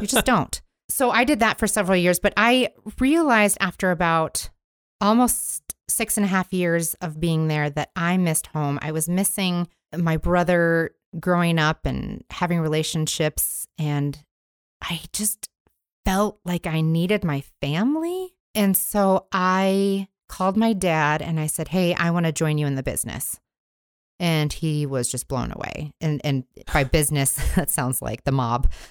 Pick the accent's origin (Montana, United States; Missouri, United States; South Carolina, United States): Montana, United States; Billings; I grew up in Billings, Montana, in the Heights